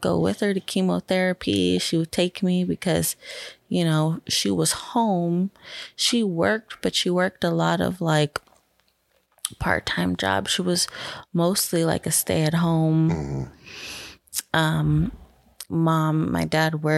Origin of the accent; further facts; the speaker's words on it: Bethlehem, Pennsylvania, United States; I was born in Bethlehem, Pennsylvania